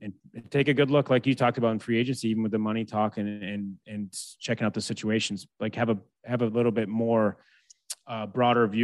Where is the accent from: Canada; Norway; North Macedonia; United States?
United States; being American.